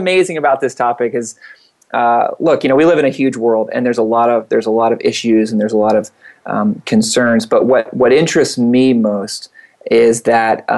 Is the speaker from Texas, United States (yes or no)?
no; Atlanta, Georgia, United States; I grew up in Atlanta, down the east, southeast